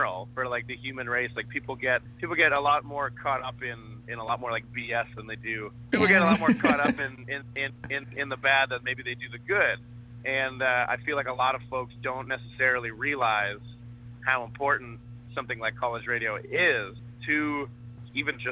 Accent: Canada; being from Canada

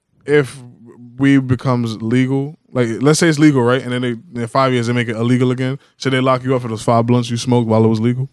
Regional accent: United States; also born or lived in Caribbean (parents); I'm an American through and through, but my parents are Caribbean, so I consider myself both.

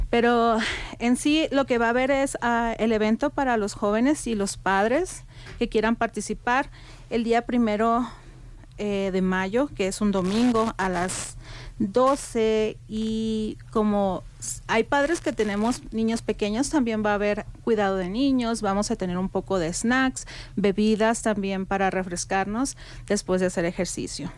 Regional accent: Mexico; moved away as an adult; now in Telluride, United States; emigré aquí a los Estados Unidos desde el 2010, soy mexicana

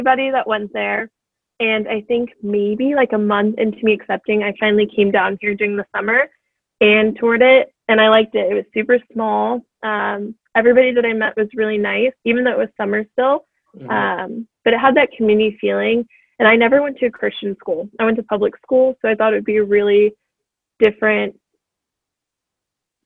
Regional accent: Bay Area, California, United States; now in Anaheim, United States; I'm originally from the Bay Area, but now I currently live down in Anaheim

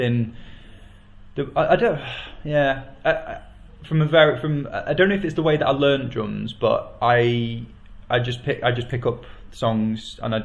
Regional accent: Warrington, North West England, United Kingdom; I grew up in Warrington, which is, and then the stock answer that follows that is it's in between Manchester and Liverpool.

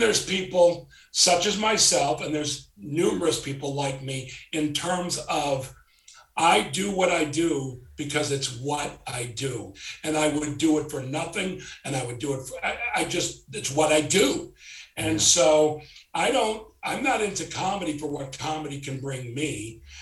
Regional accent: Chicago, Illinois, United States; moved away; also born or lived in South Florida; I'm from Chicago. I was living in South Florida. My family had moved there and I moved back to Chicago to do Second City.

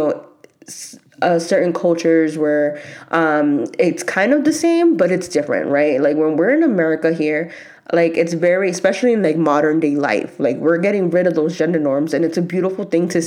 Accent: New York, United States; me growing up in New York and just having like that Hispanic background

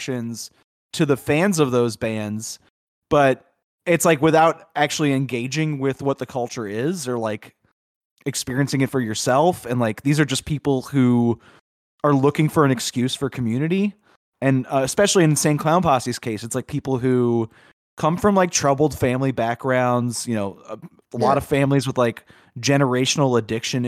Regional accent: Chalmette, Louisiana, United States; I grew up in Chalmette

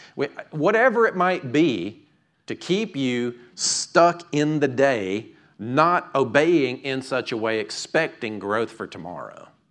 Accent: United States; I grew up right here in Fayette County

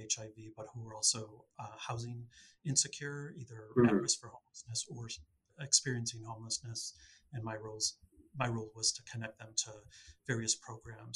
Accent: Chicago, Illinois, United States; also born or lived in Clarendon Hills, Illinois; born in Chicago, but in and out of the suburbs in the city throughout my adult life.

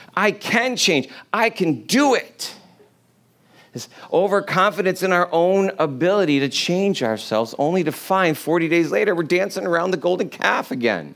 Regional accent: New York, United States; I'm from New York

